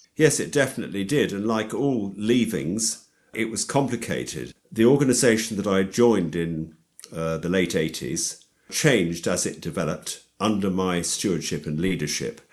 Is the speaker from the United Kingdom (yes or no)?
yes; London, United Kingdom; also born or lived in Hexton, Hertfordshire; I'm a Londoner. uh, I was brought up in and around London